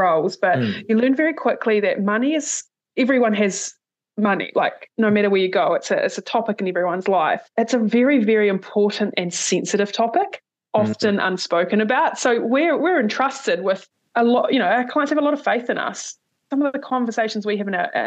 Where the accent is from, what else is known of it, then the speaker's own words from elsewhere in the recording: Ashburton, Canterbury, New Zealand; moved away as an adult; also born or lived in United Kingdom / Canada / Samoa; I'm from Ashburton